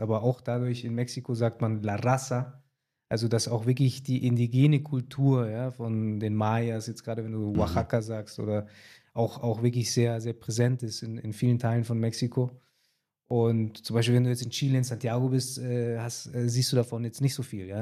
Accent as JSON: {"language": "German", "country": "Germany", "also_born_or_lived": "Latin America", "said": "wir Deutschen"}